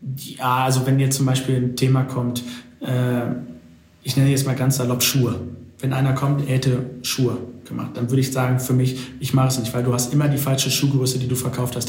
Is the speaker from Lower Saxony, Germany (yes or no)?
no; Dortmund, North Rhine-Westphalia, Germany; ich komme ja aus Dortmund